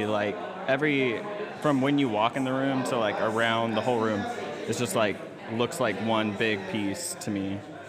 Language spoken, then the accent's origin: English; Modesto, California, United States; now in Salem, United States; I'm from California. Modesto.